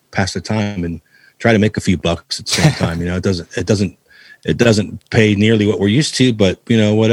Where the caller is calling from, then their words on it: Cleveland, Ohio, United States; Uh, right now I'm in Cleveland, Ohio.